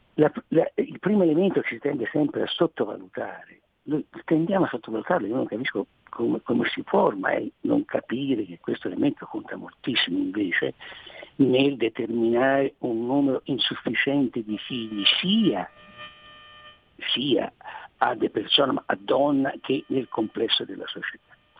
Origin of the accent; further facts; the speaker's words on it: Tuscany, Italy; dicono dalle mie parti, non so delle vostre, in Toscana